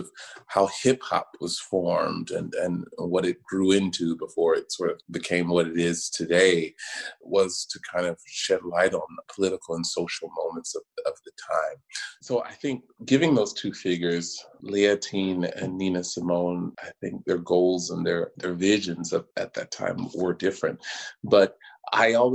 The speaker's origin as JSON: {"language": "English", "town": "Macon", "region": "Georgia", "country": "United States", "tie": "born or raised there", "moved": "yes", "said": "growing up in Macon, Georgia"}